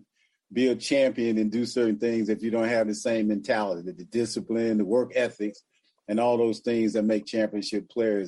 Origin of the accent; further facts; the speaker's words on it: Macon, Georgia, United States; I'm from Macon, Georgia, man. I'm from the country